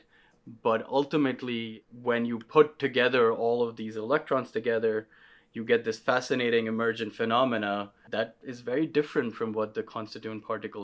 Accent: Pakistan; moved away as an adult; now in United States; I grew up in Pakistan

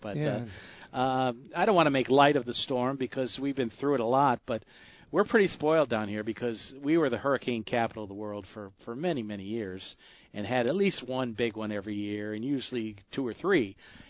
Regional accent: Michigan, United States; born there; Well, I was born

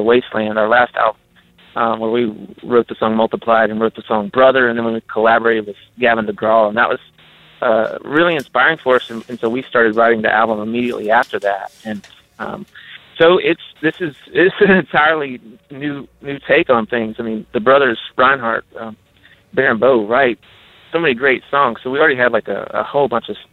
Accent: Appalachian Mountain area, United States; the Appalachian Mountain area where we grew up

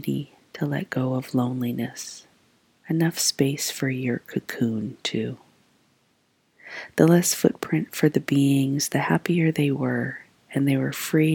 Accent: Trabuco Canyon, California, United States; also born or lived in Omaha area, Nebraska; now in Omaha, United States; my childhood Orange County

